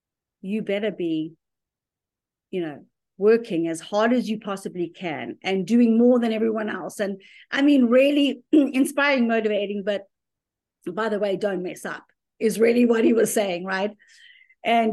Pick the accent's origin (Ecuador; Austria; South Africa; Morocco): South Africa; moved away as an adult; also born or lived in Zimbabwe; now in United States; as a young adult in growing up in South Africa